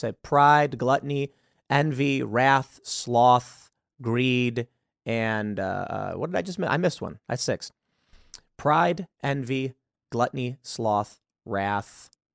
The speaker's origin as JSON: {"language": "English", "town": "Chicago", "region": "Illinois", "country": "United States", "said": "I'm from Chicago. There was a house in my neighborhood"}